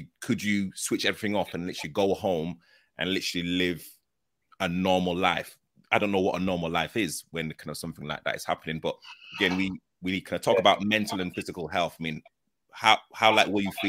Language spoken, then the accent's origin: English; Leeds, Yorkshire and the Humber, United Kingdom; literally it kind of affected me growing up in Leeds present time.